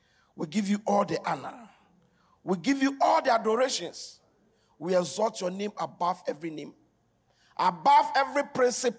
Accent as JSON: {"language": "English", "town": "Accra", "region": "Greater Accra", "country": "Ghana", "tie": "born or raised there", "said": "I live in Newtown. I grew up in Newtown."}